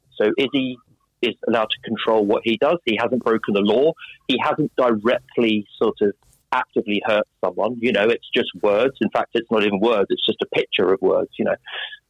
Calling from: London, United Kingdom; London, southwest London.

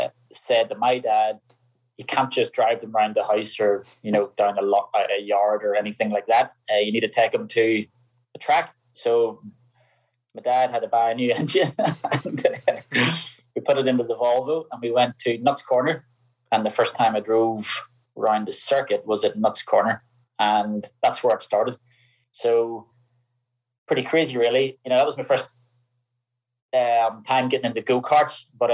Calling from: Northern Ireland, United Kingdom; Just at home. I'm home in Northern Ireland.

